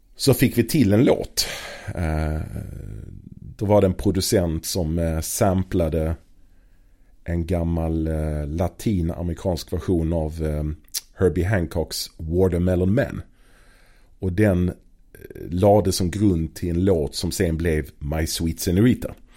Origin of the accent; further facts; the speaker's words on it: Malmö, Skåne, Sweden; i Malmö på den tiden, där jag är född och uppvuxen